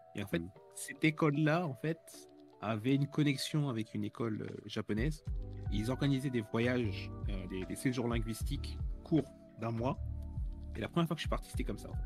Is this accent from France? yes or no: yes; France; moved away as an adult; now in Tokyo, Japan; je suis français, j'habite à Tokyo depuis 18 ans